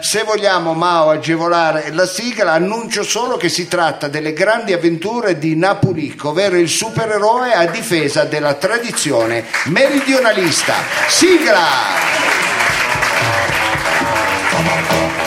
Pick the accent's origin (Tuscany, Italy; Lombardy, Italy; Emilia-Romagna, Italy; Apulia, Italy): Lombardy, Italy; Milan; accent: Milanese; sono milanese